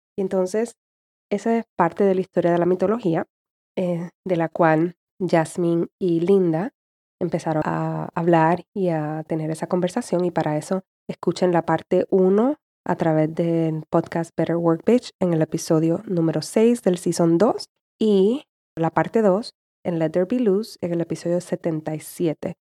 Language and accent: Spanish; Puerto Rico; como puertorriqueña, fui criada y todavía tengo esa mentalidad